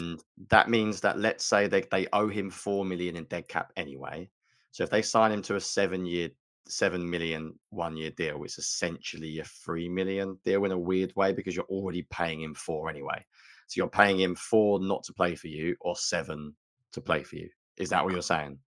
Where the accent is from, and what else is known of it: United Kingdom